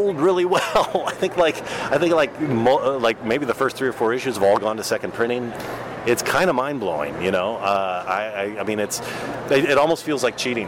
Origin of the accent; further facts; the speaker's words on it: Texas, United States; I grew up in Texas.